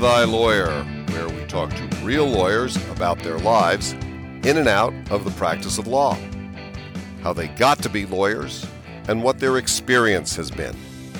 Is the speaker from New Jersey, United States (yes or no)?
yes; New Jersey, United States; we both grew up in New Jersey.